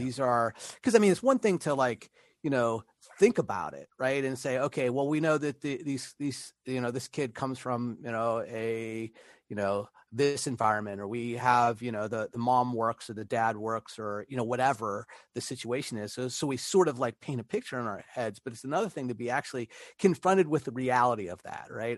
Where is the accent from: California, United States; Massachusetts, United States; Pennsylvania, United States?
Pennsylvania, United States; Pittsburgh; moved away; also born or lived in Italy; back home, back to Pittsburgh